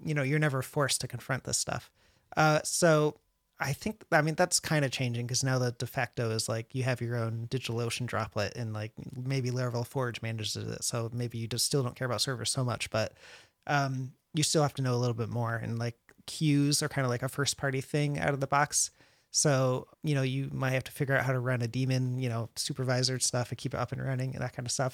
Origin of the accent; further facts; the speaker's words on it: Connecticut, United States; now in San Antonio, United States; I'm from Connecticut